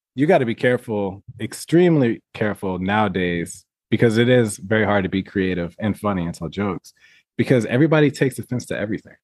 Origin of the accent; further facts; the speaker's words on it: Southern Illinois, United States; now in Las Vegas, United States; I was born and raised in Southern Illinois